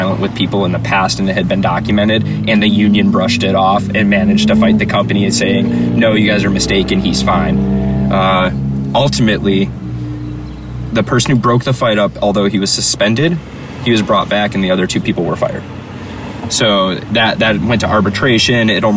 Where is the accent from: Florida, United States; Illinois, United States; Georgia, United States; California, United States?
Illinois, United States; Chicago; I'm from Chicago